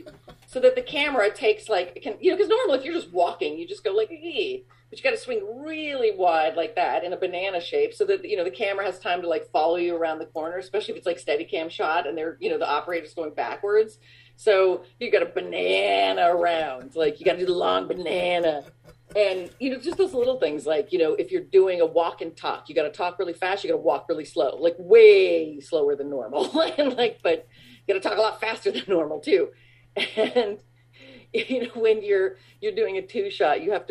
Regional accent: Littleton, Colorado, United States; moved away; I grew up in Littleton, Colorado

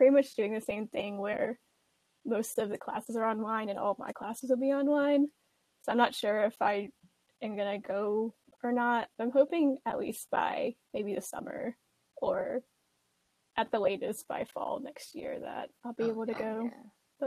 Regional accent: Birmingham, Alabama, United States; moved away as an adult; also born or lived in Pingjiang, China / Warren, Ohio; we all grew up in Birmingham, Alabama.

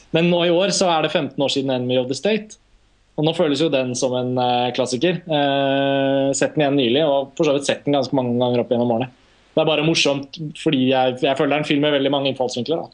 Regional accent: Norway; vi er fra Norge

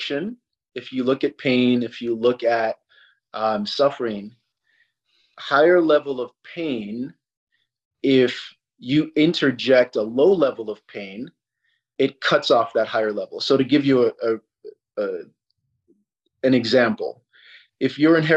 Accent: Sierra Leone; moved away; I'm from Africa. I'm from Sierra Leone, which is on the equator

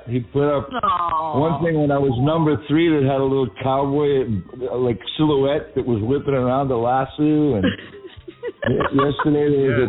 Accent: Massachusetts, United States; accent: Massachusetts; with my Massachusetts accent

